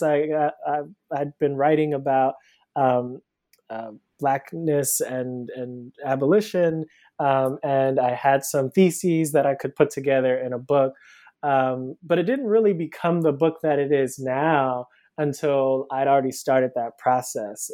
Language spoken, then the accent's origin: English; Cleveland, Ohio, United States; moved away as an adult; now in Brooklyn, United States; I'm originally from Cleveland, Ohio. I live in Brooklyn now. Um, I moved here about 10 years ago um, for undergrad.